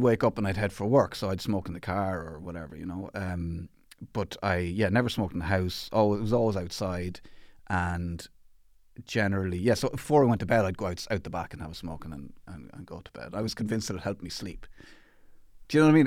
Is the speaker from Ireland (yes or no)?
yes; Athlone, Leinster, Ireland; I grew up in Athlone in the Midlands